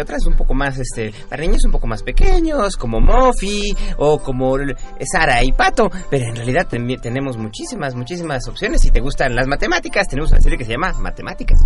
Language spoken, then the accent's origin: Spanish; Xochimilco, Mexico City, Mexico; Yo soy originario de Xochimilco